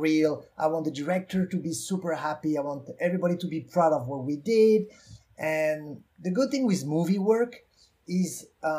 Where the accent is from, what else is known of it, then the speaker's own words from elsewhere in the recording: France; accent: French; English is a second language; moved away; I'm French